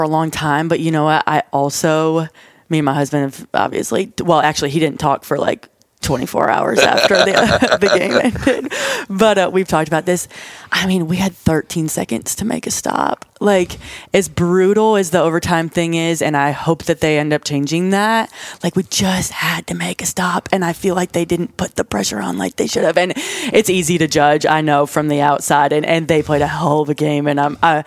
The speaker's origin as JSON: {"language": "English", "area": "an hour outside of Buffalo", "region": "New York", "country": "United States", "tie": "born or raised there", "moved": "as an adult", "lives_now": "Nashville, United States", "said": "I grew up an hour outside of Buffalo"}